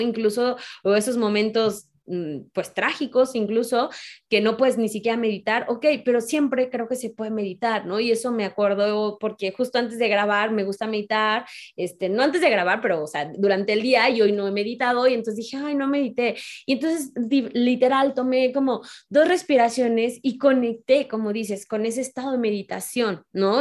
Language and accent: Spanish; Mexico; mujer, mexicana